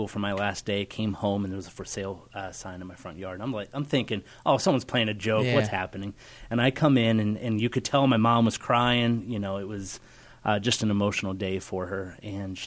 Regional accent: Central Pennsylvania, United States; moved away as an adult; also born or lived in Indiana; now in Northeast Ohio, United States; we're actually both from Central PA

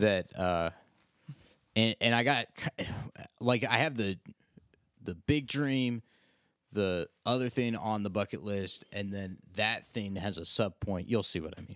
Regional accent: Ashland, Ohio, United States; moved away; I'm not really from the area. I'm from Ashland

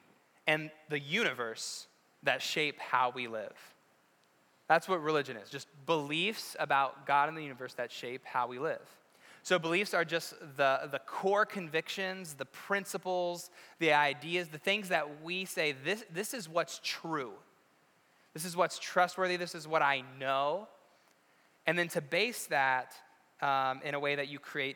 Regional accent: West Virginia, United States; moved away; I'm from West Virginia. We didn't even have sports.

